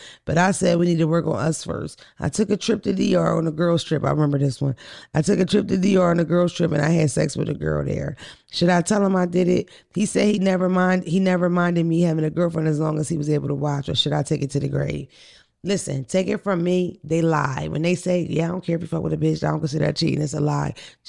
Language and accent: English; Georgia, United States; I have friends, but I'm from Clayton County, Georgia.